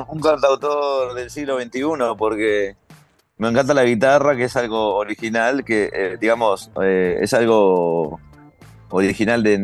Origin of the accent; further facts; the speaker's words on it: New York, United States; also born or lived in Uruguay; yo nací en Uruguay, pero desde joven que mi familia vive acá en Nueva York y yo me crié acá entonces también.